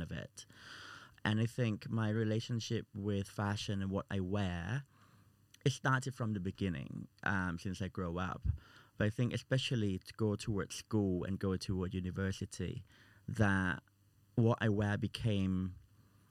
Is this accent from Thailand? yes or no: yes; Thailand; now in United Kingdom; I'm from Thailand